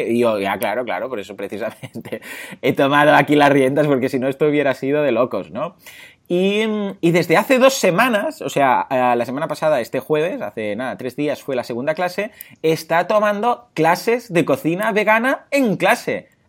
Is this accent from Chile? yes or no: no; Mataró, Catalonia, Spain; porque yo, pues, bueno, soy de aquí, de Mataró.